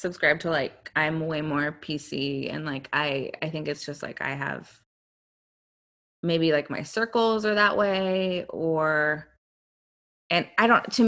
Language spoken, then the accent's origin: English; Georgia, United States; growing up in Georgia